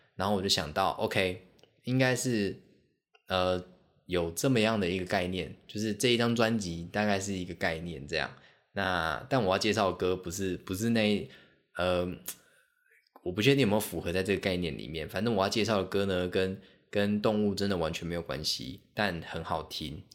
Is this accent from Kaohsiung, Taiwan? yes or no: yes; Kaohsiung, Taiwan; also born or lived in Xiaoliuqiu, Pingtung County / Pingtung; 小时候在高雄